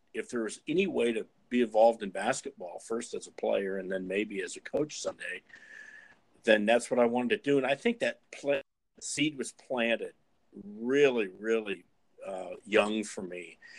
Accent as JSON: {"language": "English", "town": "Fort Dodge", "region": "Iowa", "country": "United States", "tie": "born or raised there", "said": "my hometown in, in Fort Dodge, uh, Iowa"}